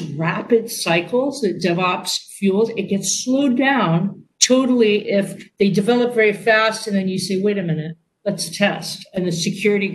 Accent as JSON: {"language": "English", "area": "Silicon Valley", "region": "California", "country": "United States", "said": "I'm from Silicon Valley"}